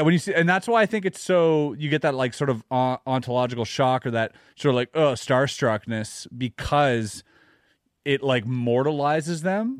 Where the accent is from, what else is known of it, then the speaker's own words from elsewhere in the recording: Canada; as a Canadian